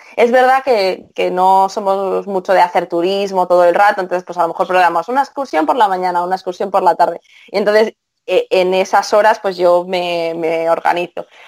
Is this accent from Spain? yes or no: yes; Spain; soy española